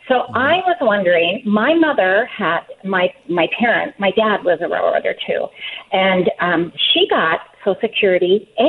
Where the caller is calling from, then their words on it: Pacific Northwest, United States; Hi, I am …. And I am from the Pacific Northwest, and I have never seen Bigfoot.